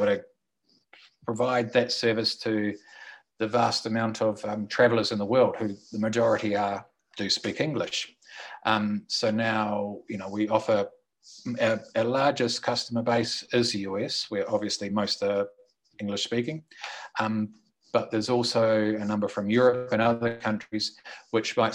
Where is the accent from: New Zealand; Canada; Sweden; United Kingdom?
New Zealand; moved away as an adult; also born or lived in Australia; now in Colombia; I'm from New Zealand, lived in Australia for 16, 17 odd years, came to Colombia